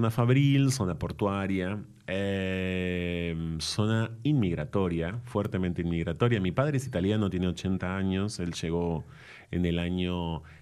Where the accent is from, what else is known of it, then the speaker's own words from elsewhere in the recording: Ensenada, Baja California, Mexico; Bueno, porque nací en esa ciudad en el año 76 em, y estuve en Ensenada hasta el, hasta